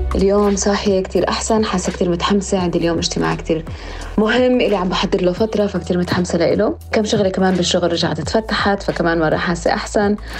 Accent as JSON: {"language": "Arabic", "country": "Palestine", "said": "وكوني أنا فلسطينية"}